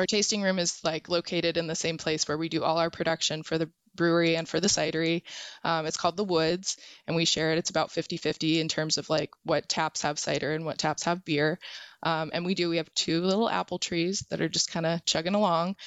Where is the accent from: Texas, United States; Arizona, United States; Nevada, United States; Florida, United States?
Arizona, United States; I'm from Arizona